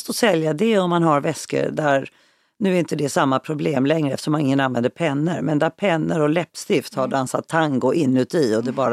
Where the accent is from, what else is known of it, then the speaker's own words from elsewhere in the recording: Skåne, Sweden; Jag är uppvuxen i Skåne i en stor familj. Eh, att jag inte talar skånska beror på att mina föräldrar var stockholmare.